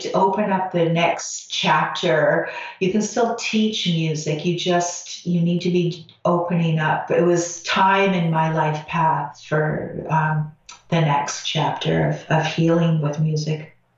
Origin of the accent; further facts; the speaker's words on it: Canada; I'm Canadian